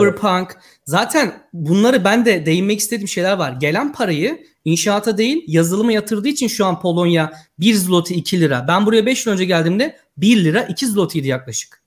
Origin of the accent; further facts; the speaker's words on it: Yozgat Province, Turkey; moved away as an adult; now in Poland; ben de Aslan Yozgatlıyım